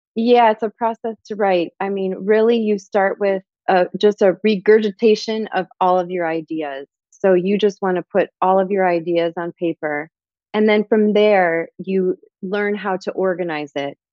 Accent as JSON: {"language": "English", "region": "Michigan", "country": "United States", "also_born_or_lived": "Chicago", "moved": "yes", "lives_now": "Miami, United States", "said": "I am originally from Michigan."}